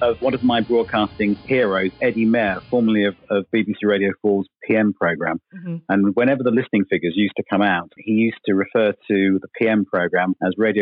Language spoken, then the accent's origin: English; Felixstowe, East of England, United Kingdom; also born or lived in Melton, Suffolk; I was born in Melton near Woodbridge, grew up until around 10 in Felixstowe on the coast